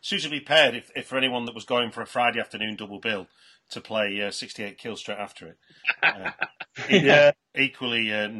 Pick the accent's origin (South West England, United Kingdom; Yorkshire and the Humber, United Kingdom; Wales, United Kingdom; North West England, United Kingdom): North West England, United Kingdom; Manchester; which I'm as a Mancunian